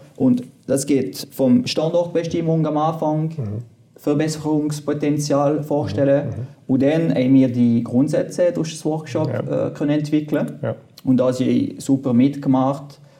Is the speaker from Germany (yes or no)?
no; French-speaking part, Fribourg, Switzerland; first language French; German is a second language; Ich bin Kanton Fribourg gewachsen, auf französisch, französischer Teil. Ich musste äh, Deutsch lernen, man hört das auch.